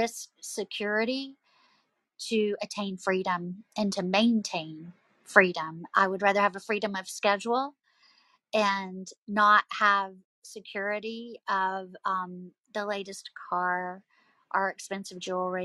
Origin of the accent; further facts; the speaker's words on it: the South, United States; accent: Southern; as you can tell from my accent, I'm from the South